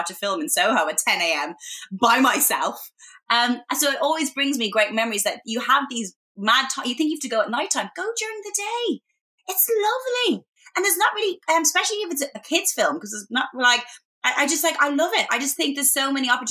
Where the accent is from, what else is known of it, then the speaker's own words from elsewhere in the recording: Ireland; moved away as an adult; also born or lived in Boston, United States; now in London, United Kingdom; as a young girl growing up in Ireland